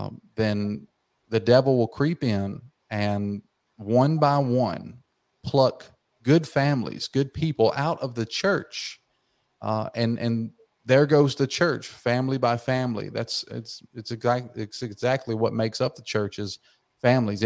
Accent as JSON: {"language": "English", "area": "outside Atlanta", "region": "Georgia", "country": "United States", "tie": "born or raised there", "said": "I was born and raised in Georgia, right outside of Atlanta, Georgia"}